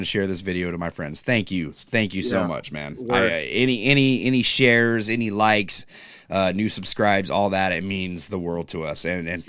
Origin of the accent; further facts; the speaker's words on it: California, United States; I'm from California, and I get everything that's cool.